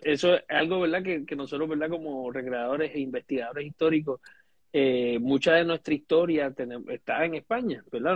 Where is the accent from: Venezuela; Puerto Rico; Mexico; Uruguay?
Puerto Rico; nosotros como puertorriqueños